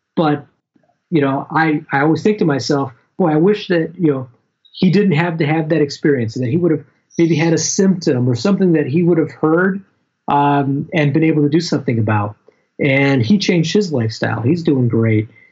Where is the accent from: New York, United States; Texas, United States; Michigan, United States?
Michigan, United States; I'm from Michigan